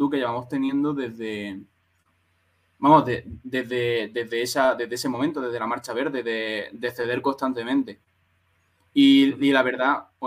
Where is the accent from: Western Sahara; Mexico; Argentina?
Western Sahara; yo soy un saharaui y estoy hasta los cojones